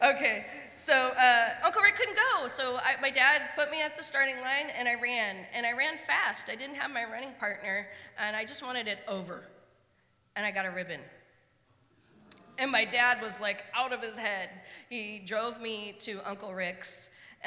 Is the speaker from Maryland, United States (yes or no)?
no; Spokane, Washington, United States; now in Portland, United States; I grew up in Spokane